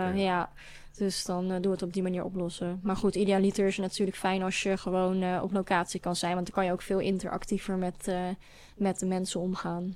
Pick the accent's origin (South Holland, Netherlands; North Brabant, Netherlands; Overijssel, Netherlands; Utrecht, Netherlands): Overijssel, Netherlands; Hengelo; met een school uit Hengelo, waar ik vandaan kom